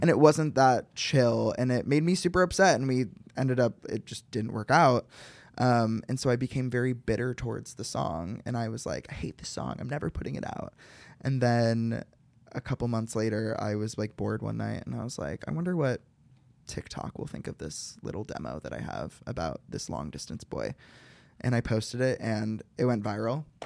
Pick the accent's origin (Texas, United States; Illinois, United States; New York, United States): Illinois, United States; Chicago; I'm from Chicago